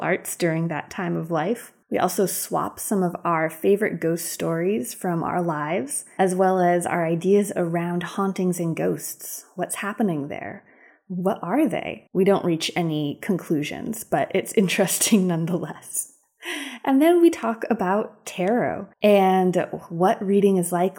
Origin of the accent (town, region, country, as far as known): Western Massachusetts, United States; now in Durham, United States